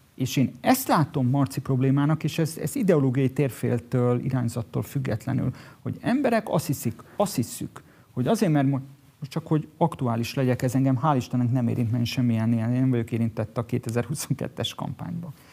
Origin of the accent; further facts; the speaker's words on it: Budapest, Hungary; Budapesten születtem